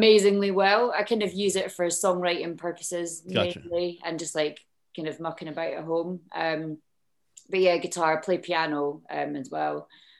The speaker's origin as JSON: {"language": "English", "town": "Edinburgh", "region": "Scotland", "country": "United Kingdom", "tie": "born or raised there", "said": "Well, I grew up in Edinburgh."}